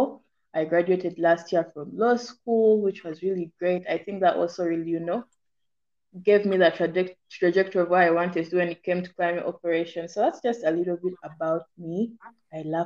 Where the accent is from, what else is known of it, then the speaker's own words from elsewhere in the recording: Uganda; I'm from Uganda